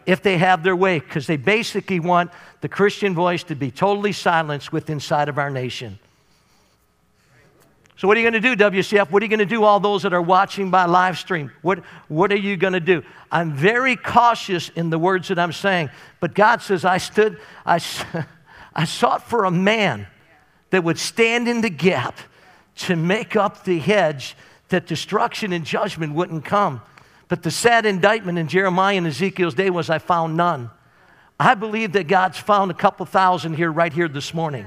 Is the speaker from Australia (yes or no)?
no; Canada; my right as a Canadian citizen